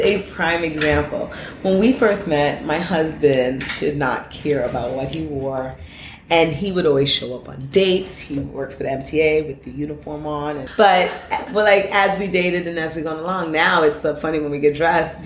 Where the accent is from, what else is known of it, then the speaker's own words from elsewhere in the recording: New York City, New York, United States; growing up in Brooklyn, you know, we were all about like guests and name, name labels